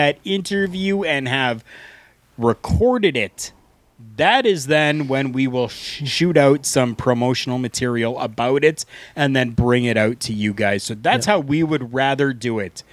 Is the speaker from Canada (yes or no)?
yes; Canada; We are two Canadian guys